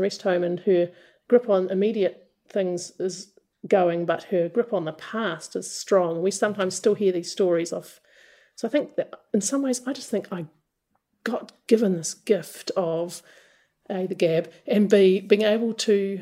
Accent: New Zealand

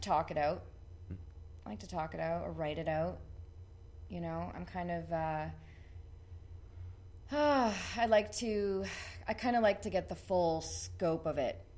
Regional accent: Ridgeway, Ontario, Canada; now in St. Catharines, Canada; growing up in Ridgeway

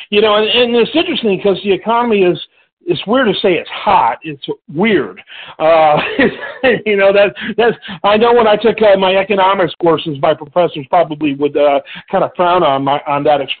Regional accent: Michigan, United States; moved away; I grew up in Michigan

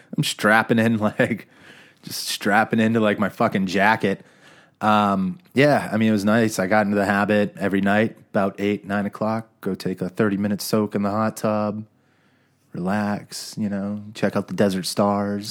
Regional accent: Phoenix, Arizona, United States; I grew up in Phoenix

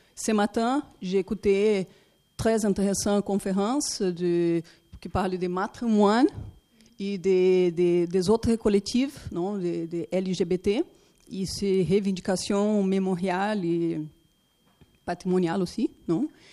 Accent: Brazil; French is a second language; je suis brésilienne

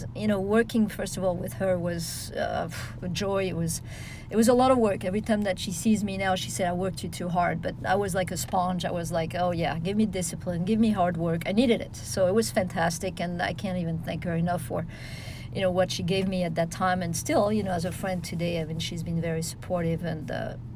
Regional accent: Nice, Provence-Alpes-Côte d'Azur, France; also born or lived in Paris; I was born in Paris, in L'Île-les-Roses, outside of Paris. Moved to Nice with my parents at age 2

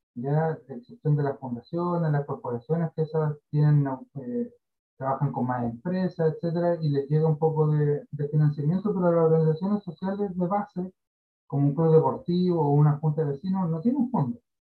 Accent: Carahue, Araucanía, Chile; yo soy de Carahue, de Temuco a la costa

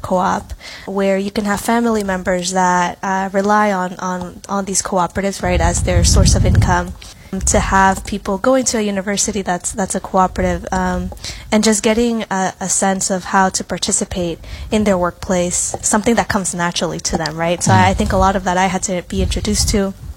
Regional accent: New York City, New York, United States; I was born and raised in new york city

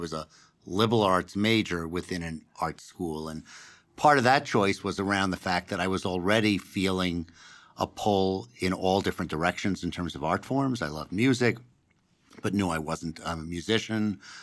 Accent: New York City, New York, United States; moved away as an adult; now in Denver, United States; I grew up on the Upper West Side of Manhattan

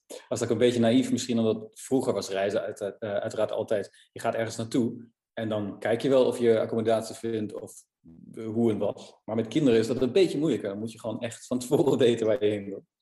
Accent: Germany; Dutch is a second language; moved away as an adult; also born or lived in Netherlands; now in Amsterdam, Netherlands; Ik kom uit Duitsland en ik woon nu een jaar of 14 in Nederland

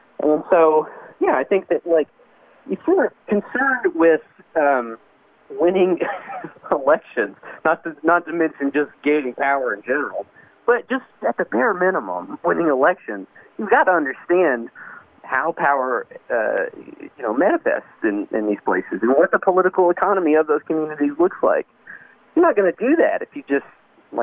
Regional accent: United States; especially in rural America. I, of course, I didn't grow up anywhere else

